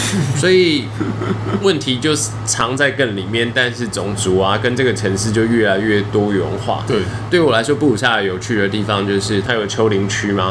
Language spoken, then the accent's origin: Chinese; Taiwan; 身为台湾人